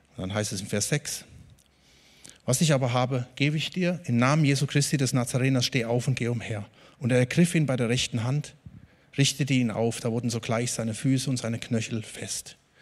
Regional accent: Germany

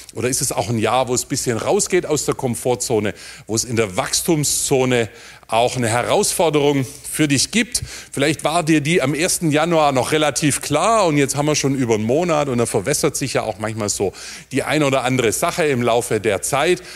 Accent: near Heilbronn, Baden-Württemberg, Germany; Da, wo ich herkomme, neben Heilbronn

